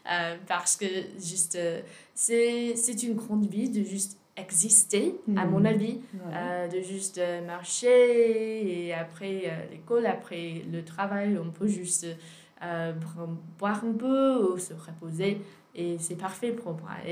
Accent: Virginia, United States; French is a second language; moved away as an adult; now in Aix-en-Provence, France; je suis américaine, je suis de Virginie.

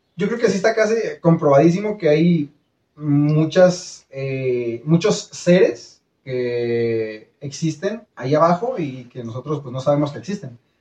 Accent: Mexico; nosotros como mexicanos

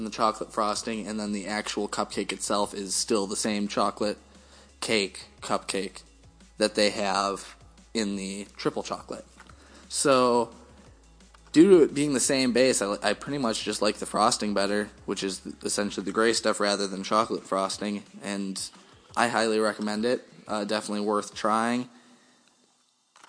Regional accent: Wisconsin, United States; we're from Wisconsin, Packer fans

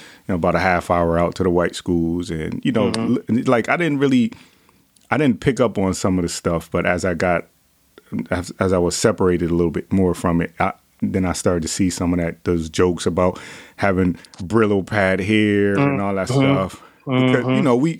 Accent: Bridgeport, Connecticut, United States; I'm from Bridgeport, Connecticut

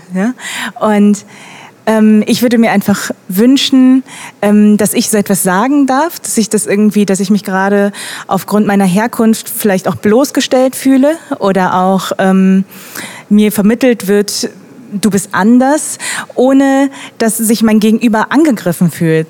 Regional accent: Germany; Deutsche mit koreanischen Wurzeln

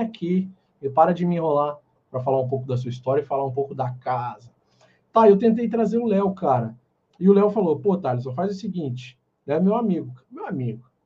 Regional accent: São Paulo, Brazil; Eu sou de São Paulo

